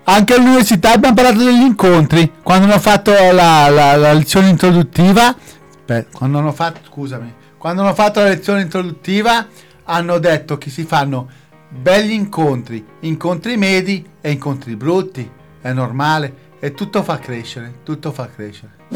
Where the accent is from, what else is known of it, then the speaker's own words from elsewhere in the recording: Locarno, Ticino, Switzerland; also born or lived in Lugano; Vengo da Locarno e adesso studio a Lugano